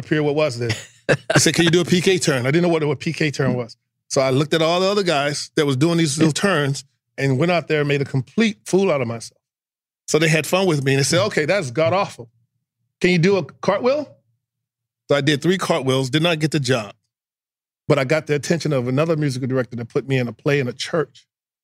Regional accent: Houston, Texas, United States; moved away; being a Texan

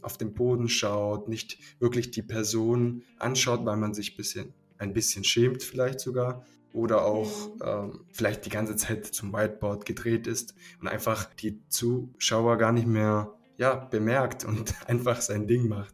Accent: Swabia, Germany; wir kommen aus dem Schwabenland

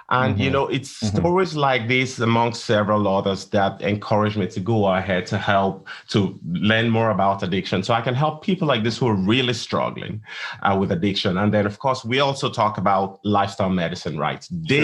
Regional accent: Nigeria; moved away as an adult; also born or lived in England / Columbia, Missouri, United States; now in Dallas, United States; I'm from Nigeria. And that's where my medical training started.

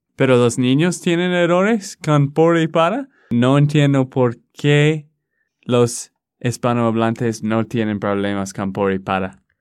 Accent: Texas, United States; de Texas, Estados Unidos.

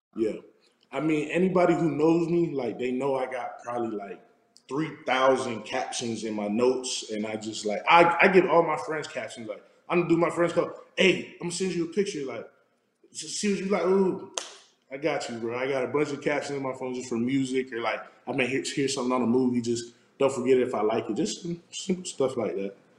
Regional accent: South Florida, United States; moved away as an adult; now in Arizona, United States; I'm from South Florida

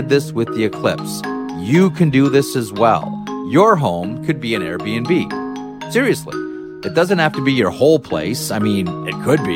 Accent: Canada; I grew up in Canada

